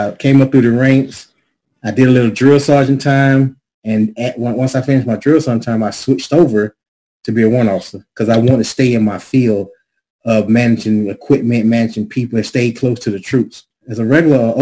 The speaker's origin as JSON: {"language": "English", "town": "Atlanta", "region": "Georgia", "country": "United States", "tie": "born or raised there", "moved": "as an adult", "said": "I'm born and raised in Atlanta. I grew up on the west side of the ATL"}